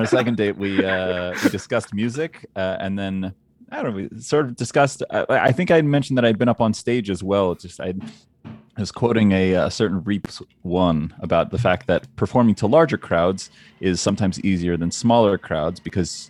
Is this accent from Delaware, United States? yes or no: yes; Delaware, United States; And I'm from Delaware